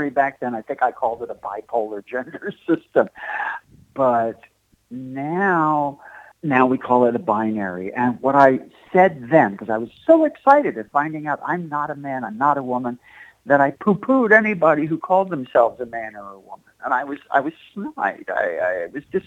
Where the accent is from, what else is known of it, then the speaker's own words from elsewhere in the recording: Asbury Park, New Jersey, United States; I'm from Asbury Park